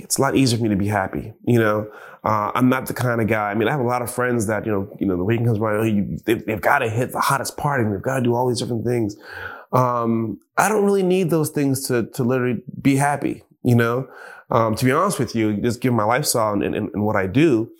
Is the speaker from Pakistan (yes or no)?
no; Jamaica; But it wasn't before long that I started appreciating just living, you know, being Jamaican, just living and appreciating the smaller things